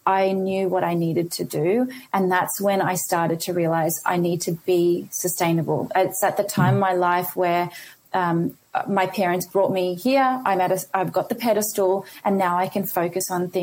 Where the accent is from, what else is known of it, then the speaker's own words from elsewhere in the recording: Australia; also born or lived in India; I was born in India and I came to Australia when I was 3.